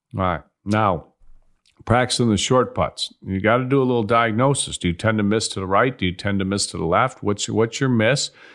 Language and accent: English; Chicago, Illinois, United States; I grew up in Chicago